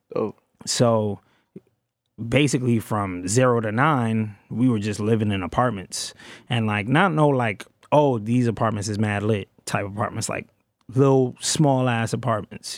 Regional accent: New York City, New York, United States; I'm from Brooklyn. South Brooklyn, Canarsie

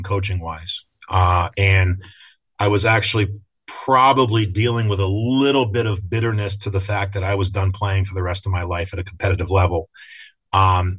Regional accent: Craftsbury, Vermont, United States; I was in high school, even though I was from Craftsbury

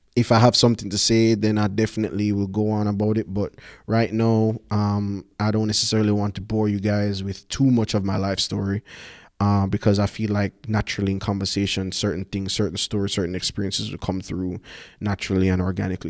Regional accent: Kingston, Jamaica; I'm from Jamaica, born and raised. Grew up in Kingston

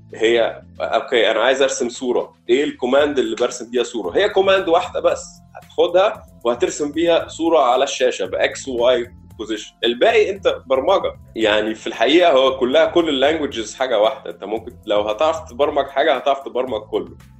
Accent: Egypt

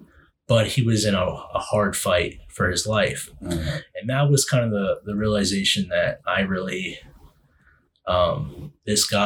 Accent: Western Pennsylvania, United States; my dad retired from the Air Force, and then we settled in Western PA. So, I'm obviously, you know me, I'm proud to be from Western PA

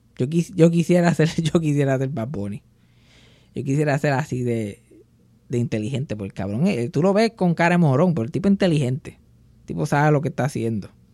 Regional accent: Puerto Rico; nosotros los milenios, de puertorriqueños milenios

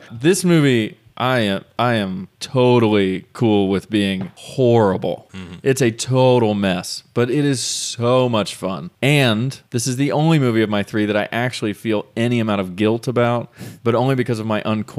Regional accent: Orlando, Florida, United States; I grew up in Orlando

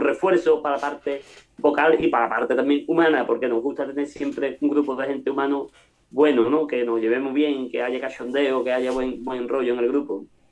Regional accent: Cádiz, Andalusia, Spain; somos arraigados a Cádiz, por eso somos de Cádiz

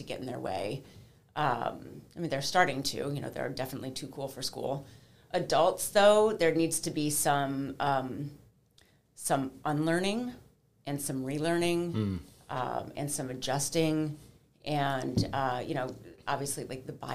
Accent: Cleveland, Ohio, United States; also born or lived in Washington, D.C.; I am a native Clevelander, born and raised in Cleveland

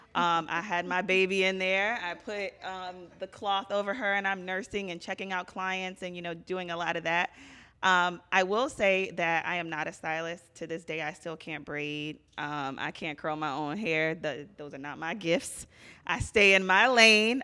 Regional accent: Virginia, United States; moved away as an adult; now in Philadelphia, United States; I'm originally from Virginia

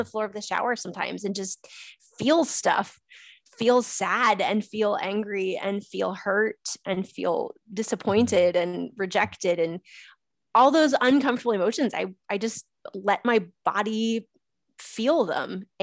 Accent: Missouri, United States; I flew halfway across the country to a family get together uh, to my hometown in Missouri.

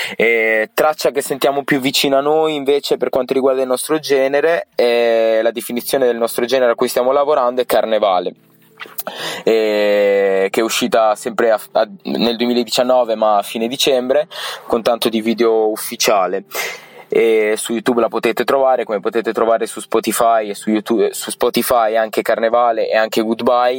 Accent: Alfonsine, Emilia-Romagna, Italy; sono di Alfonsini, un piccolo paesino in provincia di Ravenna

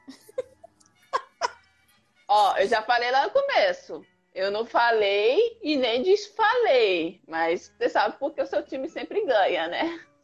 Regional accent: Rondônia, Brazil; now in Rio de Janeiro, Brazil; eu sou rondoniense

